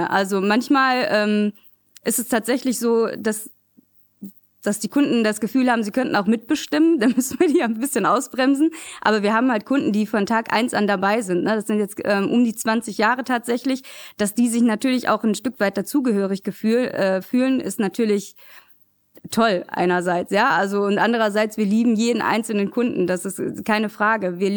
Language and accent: German; Essen, North Rhine-Westphalia, Germany; ich bin in Altenessen geboren, bin auch in Altenessen tatsächlich zum Kindergarten gegangen, ähm, bin dann in ein kleines Zechenhäuschen mit meinen Eltern gezogen in Vogelheim. Ähm, bin da groß geworden